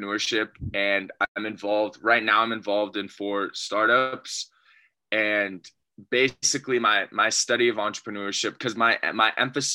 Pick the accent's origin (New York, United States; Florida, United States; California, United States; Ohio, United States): California, United States; Los Gatos; So I'm born and raised in Northern California, from a small town called Los Gatos.